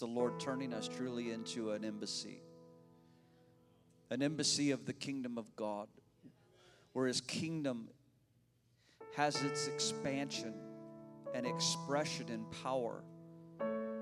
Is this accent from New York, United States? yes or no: no; Illinois, United States; moved away; every time I go back to my hometown in Cornfield, USA, in Illinois, I always slip into my old church